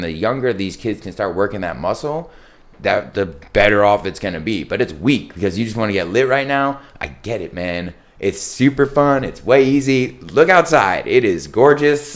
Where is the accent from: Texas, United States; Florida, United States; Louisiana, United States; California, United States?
California, United States; San Diego; also born or lived in East Coast; I grew up in Carmel Valley